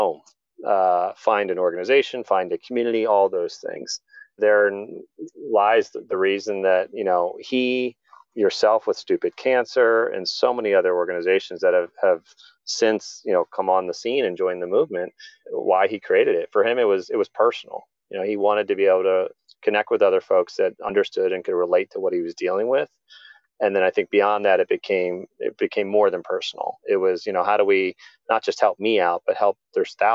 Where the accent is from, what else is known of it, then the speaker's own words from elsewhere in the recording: Columbia, Maryland, United States; he and I grew up together in Columbia, Maryland, a planned community by Jim Rouse